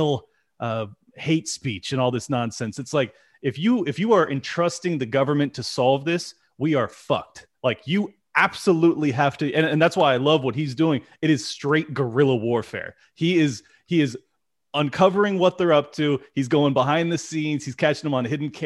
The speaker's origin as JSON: {"language": "English", "town": "San Diego", "region": "California", "country": "United States", "tie": "born or raised there", "said": "I'm born and raised in San Diego."}